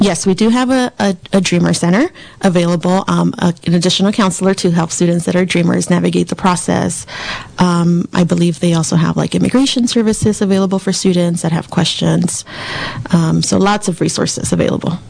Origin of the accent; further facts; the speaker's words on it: Southern California, United States; moved away as an adult; also born or lived in Antelope Valley, California; now in Ukiah, United States; I'm actually from Southern California.